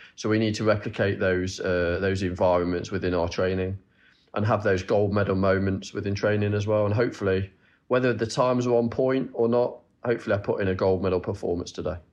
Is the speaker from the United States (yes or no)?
no; Nottingham, East Midlands, United Kingdom; I'm from Nottingham, and I, I travel to Loughborough and train there